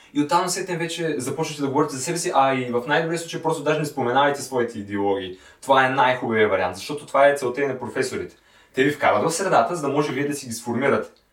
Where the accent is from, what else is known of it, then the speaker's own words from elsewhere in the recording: Sliven, Sliven Province, Bulgaria; moved away as an adult; now in Sofia, Bulgaria; по принцип съм от Сливен